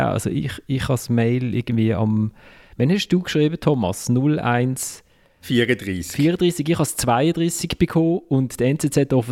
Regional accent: Basel, Basel-Stadt, Switzerland; Für mich äh, als Basler war eine Szene bezeichnend gewesen.

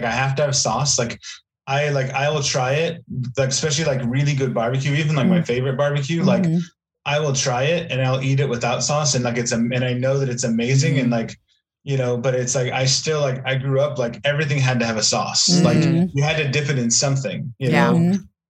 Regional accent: Pacific Northwest, United States; now in Texas, United States; Like, when I moved here originally, like, it was like, I mean, because I'm from the Pacific Northwest

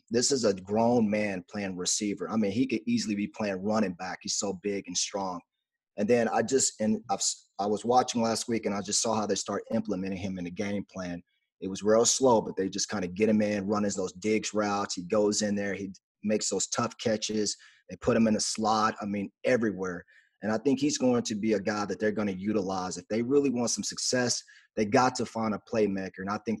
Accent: Garland, Texas, United States; I'm from Garland, right. Texas.

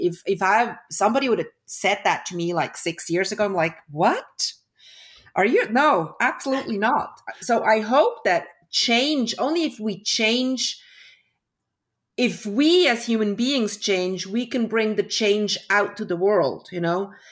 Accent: Switzerland; also born or lived in Toronto, Canada; I was born in Toronto. My parents were Swiss. Um, we moved back when I was one year old. I, I grew up in Switzerland.

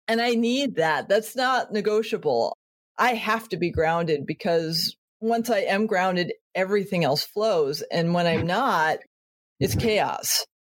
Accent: Connecticut, United States; I was born in Connecticut

